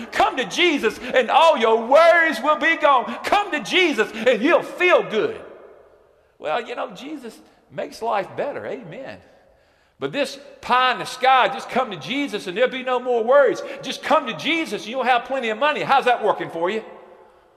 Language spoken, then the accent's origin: English; Alabama, United States; moved away; I'm from Alabama